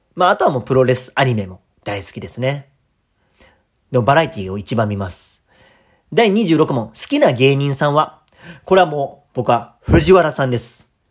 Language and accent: Japanese; Kadoma, Osaka, Japan; moved away as an adult; also born or lived in Tokushima Prefecture; えー、大阪府、えー、門真市出身です